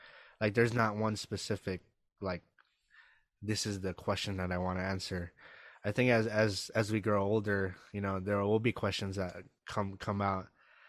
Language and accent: English; Kauai, Hawaii, United States; moved away as an adult; now in Los Angeles, United States; I am originally from Kauai. I'm now based in, as you said, I'm based in LA right now. I've been in LA for about 4 years now, and I am a I believe I'm a first generation. I was born in Hawaii